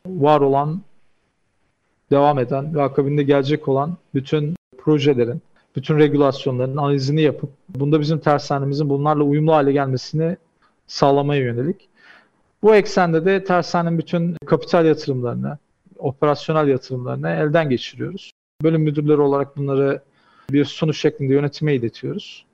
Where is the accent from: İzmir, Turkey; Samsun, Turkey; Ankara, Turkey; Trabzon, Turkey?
Samsun, Turkey; moved away as an adult; also born or lived in Istanbul / Japan; now in Dubai, United Arab Emirates; 1987 Samsun doğumluyum. İlk orta ve lise eğitimi Samsun'da tamamladım.